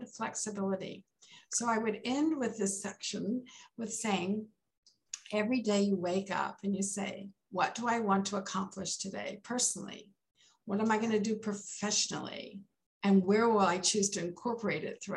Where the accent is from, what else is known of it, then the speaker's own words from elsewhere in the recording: Maryland, United States; also born or lived in Texas; Imagine a seven-year-old coming from Texas, going to the East Coast in Maryland